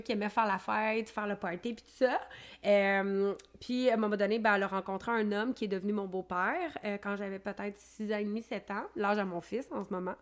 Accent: Quebec City, Quebec, Canada; je suis native de Limoilou

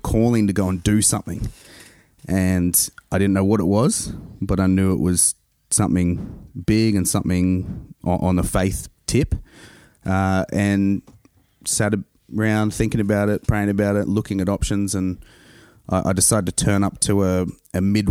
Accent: Central Coast, New South Wales, Australia; accent: Aussie; moved away; I grew up here in Australia and on the Central Coast.

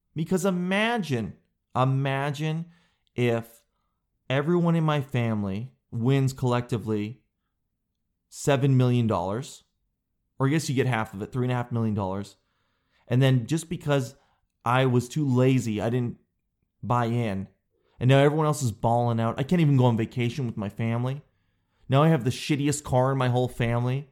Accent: Canada; I'm a Canadian guy

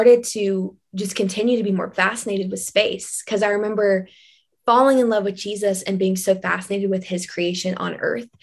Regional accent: Kentucky, United States; growing up there

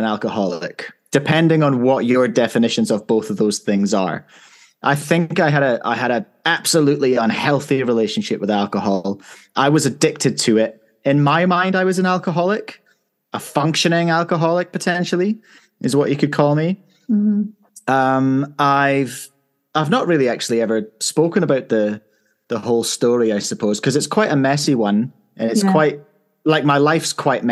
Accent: northeast of Scotland, United Kingdom; moved away as an adult; now in Lyttelton, New Zealand; I was born and raised in the northeast of Scotland, moved here in 2012.

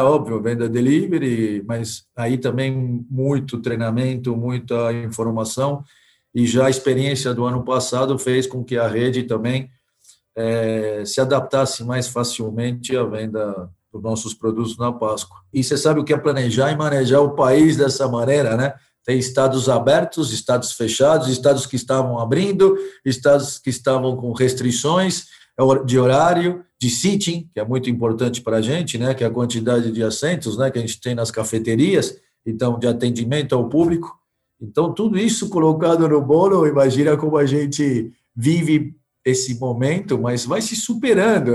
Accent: Argentina; now in Brazil; Eu sou argentino, então eu vivi metade da minha vida aqui e na Argentina

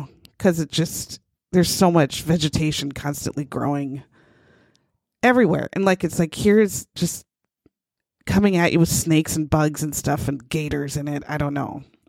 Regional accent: Minnesota, United States; We're from Minnesota.

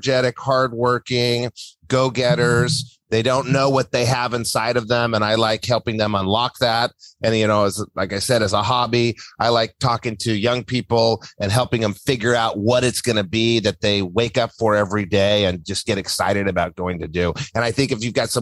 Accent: New Mexico, United States; moved away as an adult; also born or lived in Santa Barbara; I grew up in New Mexico

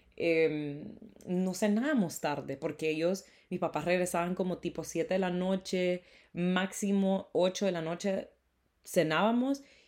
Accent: Honduras; El Día de la Independencia de Honduras es el 15 de septiembre y normalmente nos dan eh, feriado

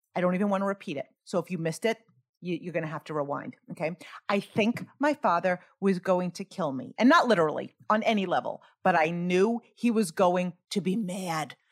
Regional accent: Greenlawn, New York, United States; I grew up in Green Lawn, New York, on Long Island

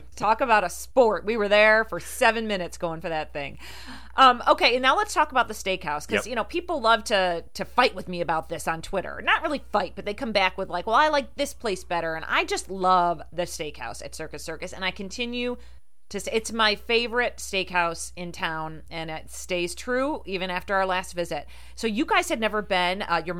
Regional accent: Rochester, New York, United States; growing up in the Rochester area and my family being from New Jersey, we used to go to Atlantic City all the time.

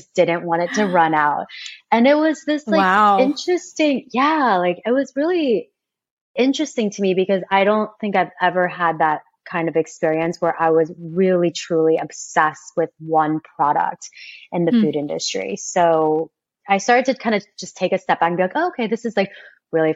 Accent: Kansas, United States; I grew up in Kansas.

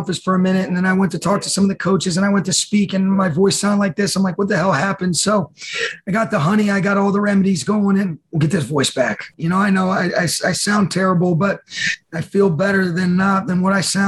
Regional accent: Dayton, Ohio, United States; now in Los Angeles, United States; I was born in Dayton, Ohio

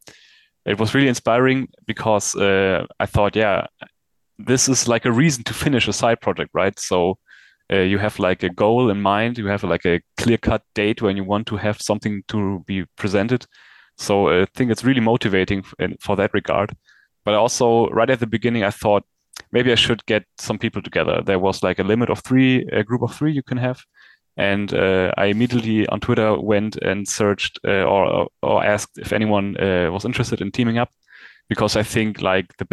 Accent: Germany; I'm from Germany

